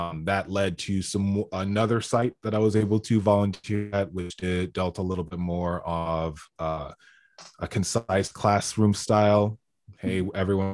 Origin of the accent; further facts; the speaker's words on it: United States; I'm this American and I come from America